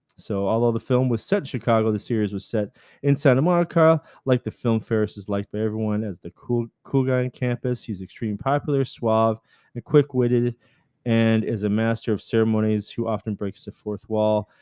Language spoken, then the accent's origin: English; Canada; I'm Canadian